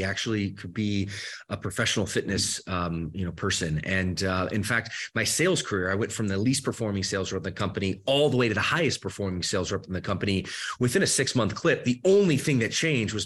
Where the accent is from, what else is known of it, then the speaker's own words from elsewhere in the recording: Michigan, United States; moved away as an adult; also born or lived in Georgia; now in Southern California, United States; I grew up the rest of my later part of my childhood, I should say, in the state of Michigan. So I grew up in the Midwest